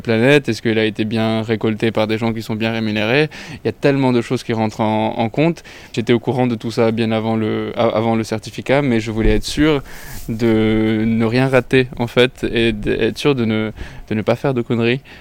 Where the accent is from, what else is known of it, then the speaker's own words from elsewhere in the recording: Lebanon; also born or lived in Italy; now in France; je suis euh, libano-italien. j'ai grandi au Liban, mais j'ai vécu aussi un peu en Italie